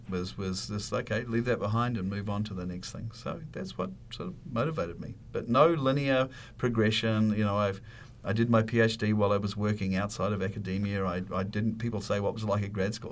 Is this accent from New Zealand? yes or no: yes; New Zealand; moved away; growing up where I grew up in New Zealand, there's a lot of animals around